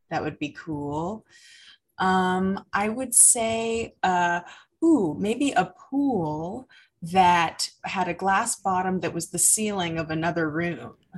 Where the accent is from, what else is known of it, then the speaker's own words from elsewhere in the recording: United States; growing up in America